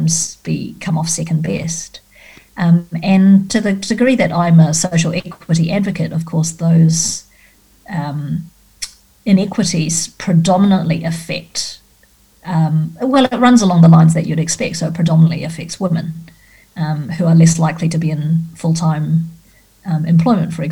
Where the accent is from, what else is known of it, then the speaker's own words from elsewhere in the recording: Australia; as an Australian